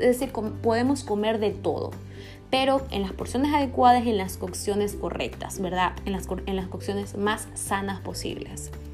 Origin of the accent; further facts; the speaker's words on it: Ecuador; aquí en Ecuador, eh, yo soy de Ecuador